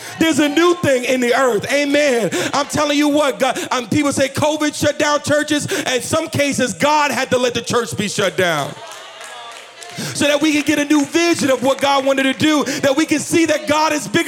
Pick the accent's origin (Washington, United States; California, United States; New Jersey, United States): New Jersey, United States; now in Virginia, United States; I'm from New Jersey. I just live in Virginia